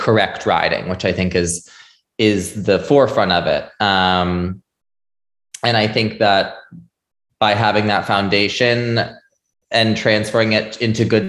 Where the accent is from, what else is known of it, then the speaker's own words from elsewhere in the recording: Shelburne, Vermont, United States; I was born and raised in Shelburne, Vermont